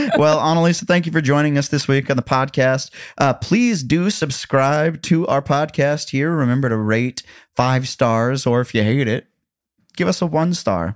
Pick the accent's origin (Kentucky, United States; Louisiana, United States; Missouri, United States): Missouri, United States; Columbia; now in Nashville, United States; Columbia, Missouri, my hometown